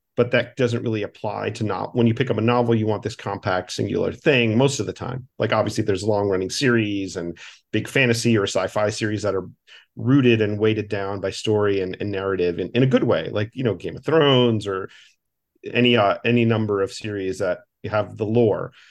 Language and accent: English; Miami, Florida, United States; my hometown of Miami